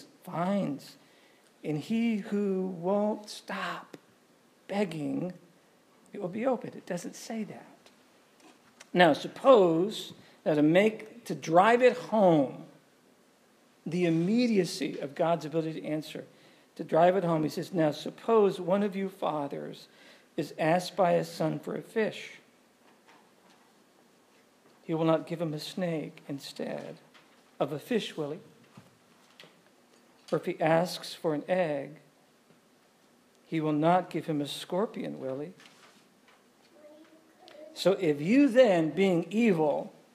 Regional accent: New England, United States; I'm from New England.

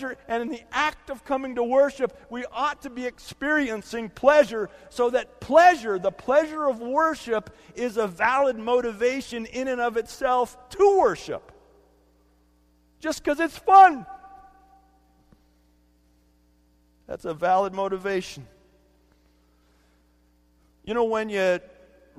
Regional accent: California, United States; when I was a kid growing up in California

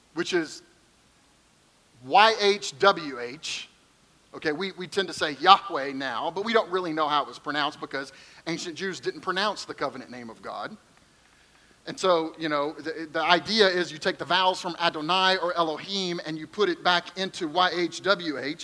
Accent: Kentucky, United States; I'm from Kentucky

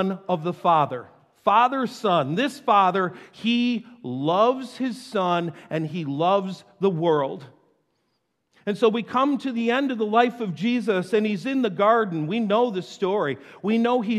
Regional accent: North Tonawanda, New York, United States; I grew up in North Tonawanda

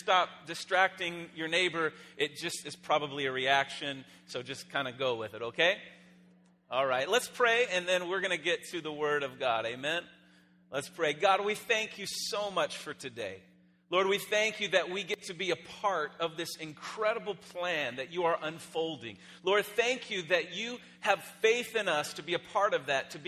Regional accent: Phoenix, Arizona, United States; I am from Phoenix, Arizona.

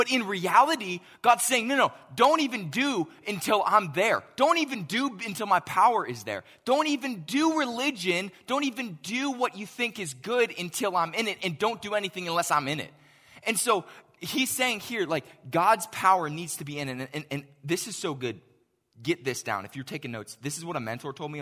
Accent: Pittsburgh, Pennsylvania, United States; moved away; I grew up in Pittsburgh

